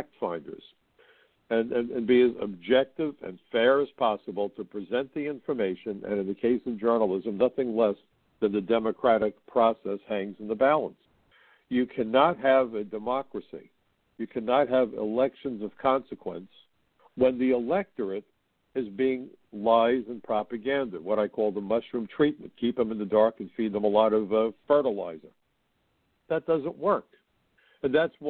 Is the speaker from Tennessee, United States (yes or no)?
no; New York, United States; my hometown of New York.